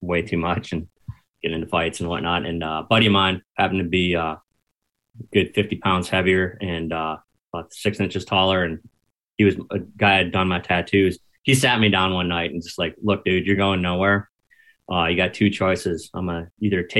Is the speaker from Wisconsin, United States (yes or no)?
yes; Milwaukee, Wisconsin, United States; first language English; moved away as an adult; also born or lived in Lombard, Illinois; I'm from Milwaukee.